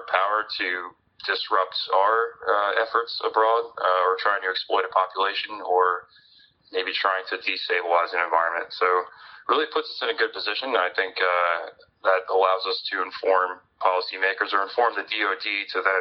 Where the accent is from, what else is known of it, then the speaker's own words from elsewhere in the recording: Scranton, Pennsylvania, United States; I grew up right outside of Scranton, Pennsylvania